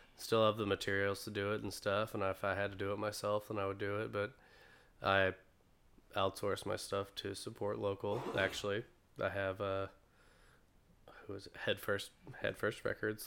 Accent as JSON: {"language": "English", "town": "Greensboro", "region": "North Carolina", "country": "United States", "tie": "born or raised there", "said": "I'm from Greensboro, North Carolina. I was born and raised here, born at the Women's Hospital."}